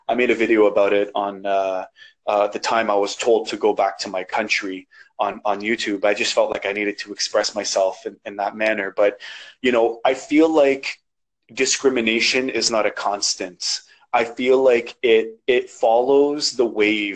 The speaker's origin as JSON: {"language": "English", "country": "Canada", "accent": "Canadian", "said": "there's no real accent there. I sound Canadian, like I'm born here. Like I'm from the North, you know, like this is me, this is my country"}